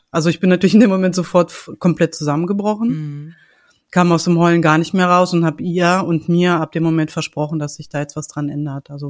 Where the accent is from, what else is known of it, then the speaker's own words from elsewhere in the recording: Hanover, Lower Saxony, Germany; ich komme aus Hannover, ich bin mittlerweile 44